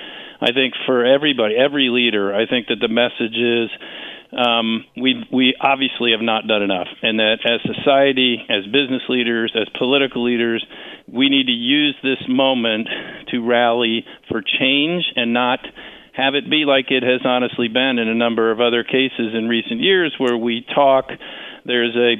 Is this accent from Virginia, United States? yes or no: no; Washington, District of Columbia, United States; my hometown of Washington